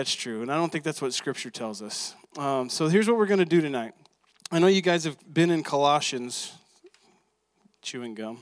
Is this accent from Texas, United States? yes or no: yes; Texas, United States; I'm from Texas